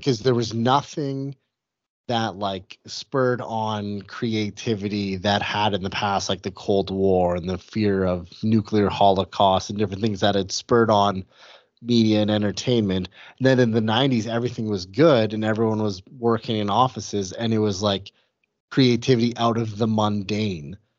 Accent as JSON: {"language": "English", "region": "Western Canada", "country": "Canada", "tie": "born or raised there", "said": "I grew up Canadian, I grew up in Western Canada"}